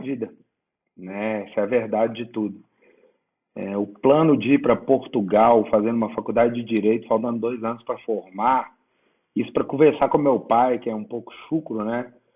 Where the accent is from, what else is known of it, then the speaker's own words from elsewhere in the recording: Sete Lagoas, Minas Gerais, Brazil; porque eu sou de Sete Lagoas